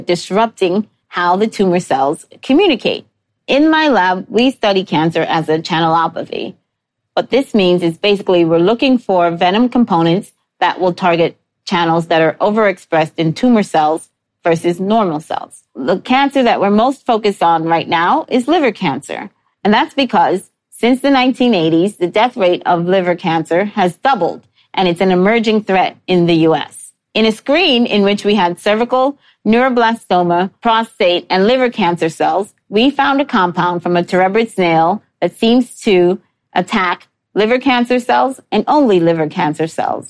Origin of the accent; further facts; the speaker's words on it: New York City, New York, United States; I grew up in New York City